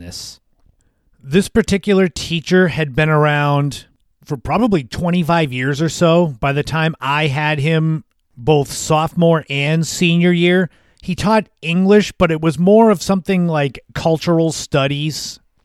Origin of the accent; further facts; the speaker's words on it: Cape Cod, Massachusetts, United States; those from my hometown, those that are from Cape Cod, from the area